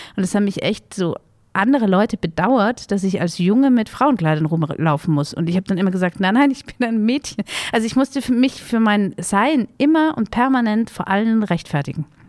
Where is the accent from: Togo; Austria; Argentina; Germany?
Austria; Vienna; ich bin ja in Wien groß geworden